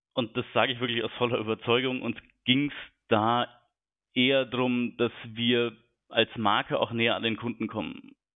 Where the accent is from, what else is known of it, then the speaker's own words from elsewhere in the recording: Munich, Bavaria, Germany; moved away as an adult; now in Hamburg, Germany; bin 36 Jahre alt, gebürtiger Münchner